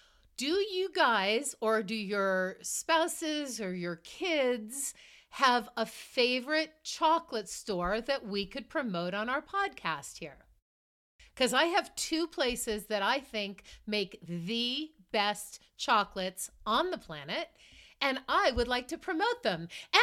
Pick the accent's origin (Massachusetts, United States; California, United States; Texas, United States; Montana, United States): Massachusetts, United States; Marblehead; where I grew up in Marblehead, Massachusetts